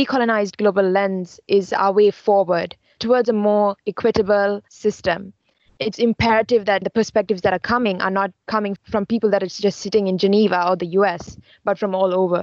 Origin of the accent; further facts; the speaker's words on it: Sri Lanka; moved away as an adult; now in United States; I'm from Sri Lanka and I'm an international student here in the US